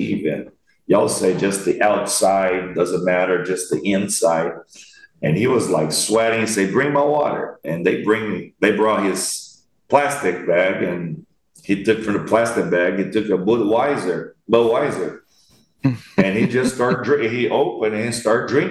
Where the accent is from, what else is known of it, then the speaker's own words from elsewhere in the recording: Brazil; I'm from Brazil